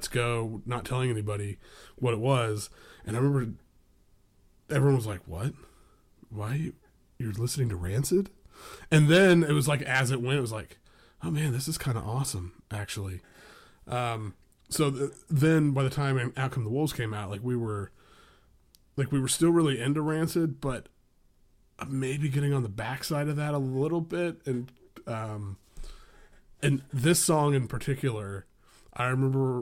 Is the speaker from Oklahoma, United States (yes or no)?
yes; Tulsa, Oklahoma, United States; born or raised there; also born or lived in Seattle